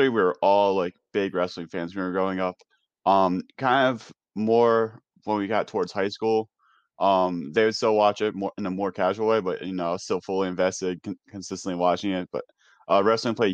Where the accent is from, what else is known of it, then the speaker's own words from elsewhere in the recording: New York, United States; moved away; growing up in New York